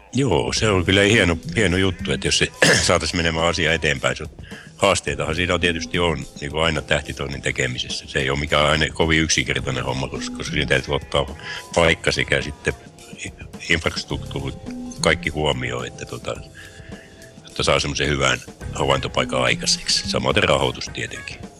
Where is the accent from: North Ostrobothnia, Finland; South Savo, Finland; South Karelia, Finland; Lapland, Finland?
South Karelia, Finland; Imatra; now in Harjavalta, Finland; kotoisin alun perin olen Imatralta ja nykyään asun Harjavallassa